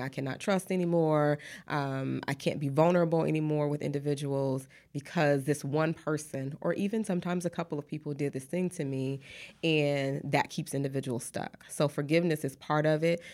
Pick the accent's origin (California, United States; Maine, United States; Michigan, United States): Michigan, United States; Detroit; moved away as an adult; also born or lived in Atlanta, Georgia / Texas; now in Houston, United States; I am originally from Detroit, Michigan. So, um, that's where I was born and raised